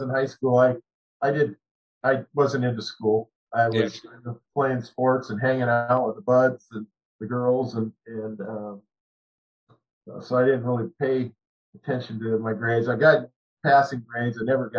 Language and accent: English; Tacoma, Washington, United States; also born or lived in Montana; I was born in Tacoma. My parents went back to Montana, where my dad was originally from. And then when I came back, in this area when I was in first grade and lived here pretty much ever since. I went to South Kitsap High School